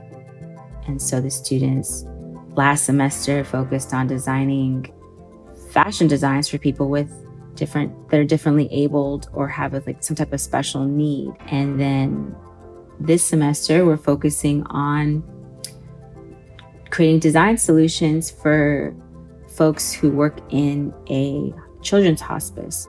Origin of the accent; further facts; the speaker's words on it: between the Bay Area and Sacramento, California, United States; moved away as an adult; also born or lived in Sudan; now in Kuwait; I was born and raised in the States in between the Bay Area and Sacramento